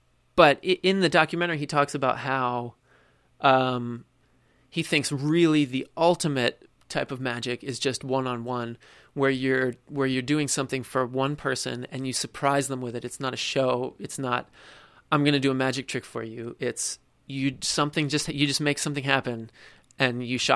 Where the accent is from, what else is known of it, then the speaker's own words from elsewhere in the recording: New Jersey, United States; now in New York City, United States; I'm from South Jersey